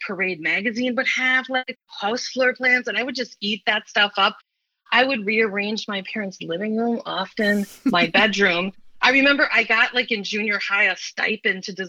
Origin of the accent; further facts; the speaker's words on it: St. Paul, Minnesota, United States; I grew up in St. Paul